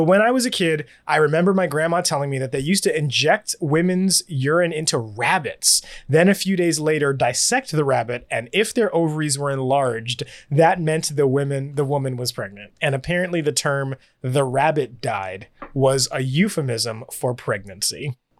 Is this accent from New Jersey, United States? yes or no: no; Cleveland, Ohio, United States; I'm from Cleveland and love it.